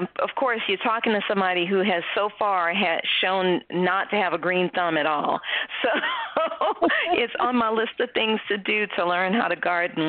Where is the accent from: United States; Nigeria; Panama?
United States; New Orleans, Louisiana; growing up in New Orleans like I did, I grew up in a household where we cook.